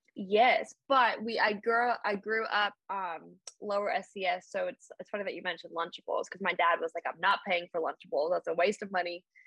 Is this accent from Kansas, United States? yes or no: no; Birmingham, Alabama, United States; moved away; also born or lived in the Bronx, New York; i'm an outsider even though i've lived here for like since i was 12